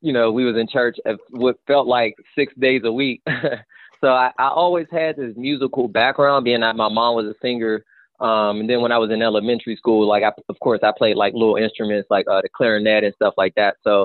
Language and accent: English; Pittsburgh, Pennsylvania, United States; moved away as an adult; now in Los Angeles, United States; growing up in Pittsburgh